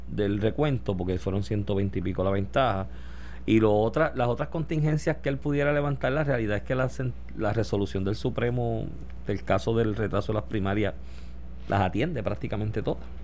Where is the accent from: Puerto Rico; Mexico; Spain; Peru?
Puerto Rico